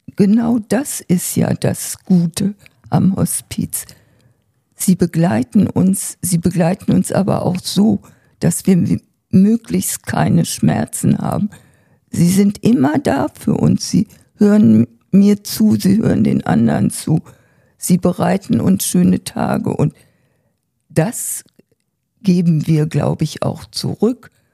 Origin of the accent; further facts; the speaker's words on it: Germany; hier bei uns in Deutschland